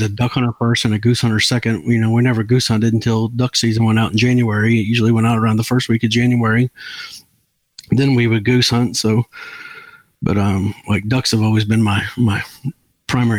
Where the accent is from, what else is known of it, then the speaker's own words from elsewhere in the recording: Marion, Illinois, United States; now in Mayfield, United States; I was born and raised in Marion, Illinois, there by the, you know, the Crab Orchard Refuge. But now I live in Mayfield, Kentucky